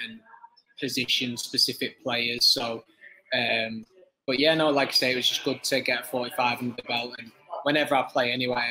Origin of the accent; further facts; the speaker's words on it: Widnes, North West England, United Kingdom; I'm from Widnes, so Widnes is a rugby town